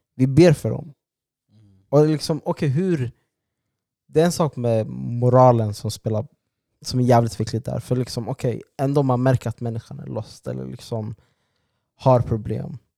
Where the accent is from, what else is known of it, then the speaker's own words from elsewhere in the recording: Sweden; alla vi är födda här